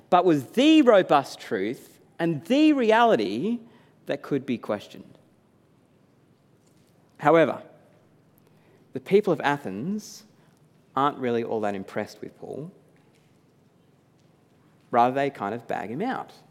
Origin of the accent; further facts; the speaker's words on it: New South Wales, Australia; I was jealous for her support of the Blues after growing up and supporting them togeth